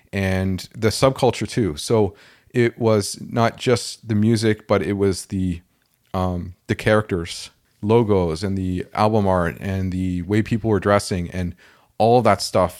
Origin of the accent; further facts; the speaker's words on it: Toronto, Ontario, Canada; I grew up in Toronto